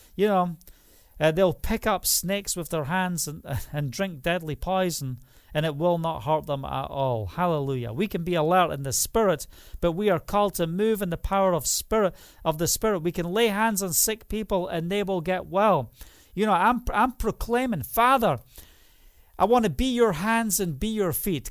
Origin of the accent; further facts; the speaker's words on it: Scotland, United Kingdom; now in Israel; I'm from Scotland